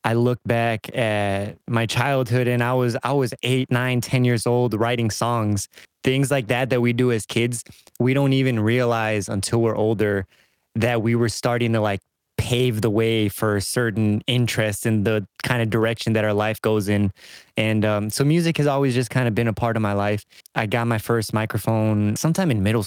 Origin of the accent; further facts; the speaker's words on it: suburb of Chicago, Illinois, United States; I just say I'm from Chicago because don't nobody know that what the hell suburb I'm in. So I just say I'm from Chicago. You know, they don't care. I've been here my whole life.